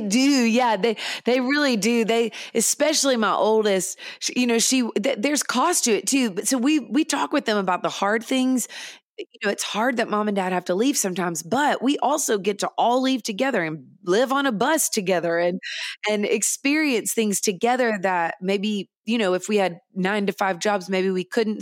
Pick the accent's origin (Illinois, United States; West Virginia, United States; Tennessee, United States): Tennessee, United States; Nashville; I grew up in Nashville in the studios of Nashville